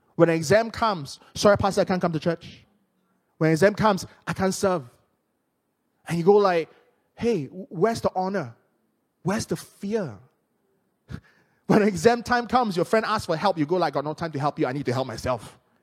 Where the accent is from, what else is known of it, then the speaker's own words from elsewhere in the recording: Penang, Malaysia; my hometown in Penang